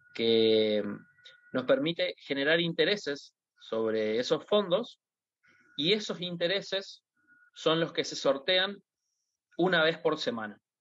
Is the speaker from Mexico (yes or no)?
no; Argentina; yo como un argentino